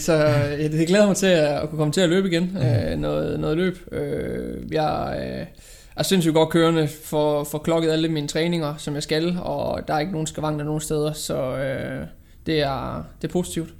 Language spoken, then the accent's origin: Danish; Aarhus, Central Denmark Region, Denmark; jeg kommer fra Aarhus. Bor i Aarhus